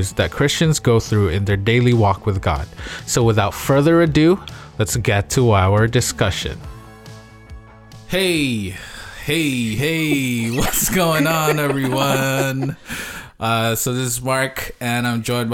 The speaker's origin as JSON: {"language": "English", "country": "Canada", "said": "We're from Canada"}